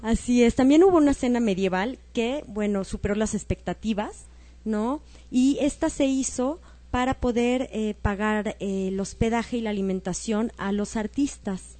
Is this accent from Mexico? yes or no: yes; Mexico; como mexicanos